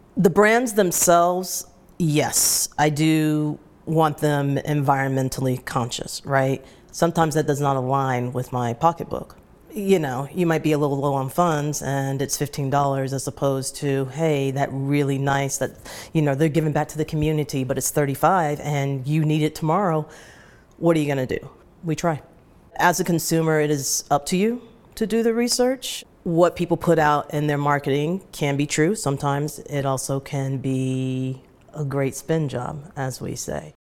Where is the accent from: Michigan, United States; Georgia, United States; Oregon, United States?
Georgia, United States; Atlanta; moved away as an adult; now in New York, United States; grew up in Atlanta, and then settled in, uh, New York in nineteen ninety-six